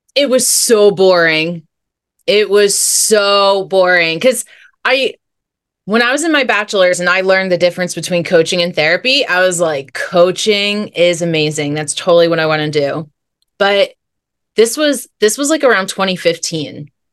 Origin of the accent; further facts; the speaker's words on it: New Jersey, United States; moved away as an adult; also born or lived in California; my journey began in New Jersey. That's where I'm from.